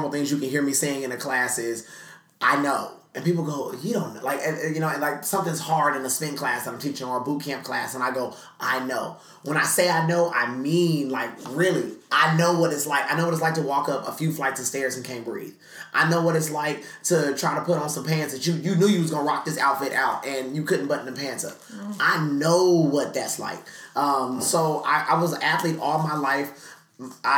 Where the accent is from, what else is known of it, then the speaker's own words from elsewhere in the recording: San Diego, California, United States; now in Atlanta, United States; I am from San Diego, California, and so we speak like this just a little bit. And so, you know, at first when I moved to Atlanta